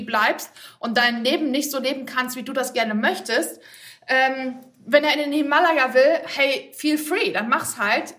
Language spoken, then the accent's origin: German; Bochum, North Rhine-Westphalia, Germany; now in Hamburg, Germany; dass ich ähm, aus dem Ruhrgebiet komme und äh, als Bochumer Mädchen ähm, aufgewachsen